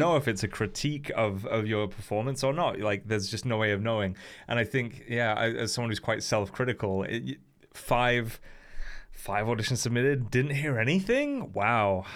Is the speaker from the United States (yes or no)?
no; United Kingdom; now in Wales, United Kingdom; as a British person